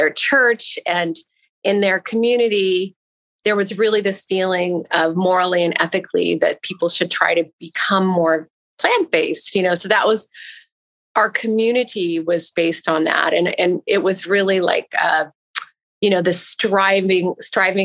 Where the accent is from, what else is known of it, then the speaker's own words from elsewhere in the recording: Pacific Northwest, United States; I grew up in the Pacific Northwest